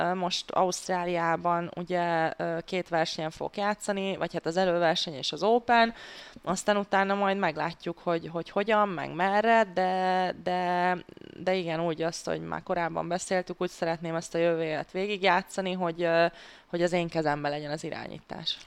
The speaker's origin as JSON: {"language": "Hungarian", "country": "Hungary", "said": "mivel magyar, magyarként"}